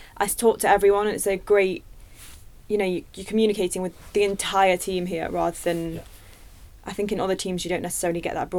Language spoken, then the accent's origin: English; Nottingham, East Midlands, United Kingdom; now in London, United Kingdom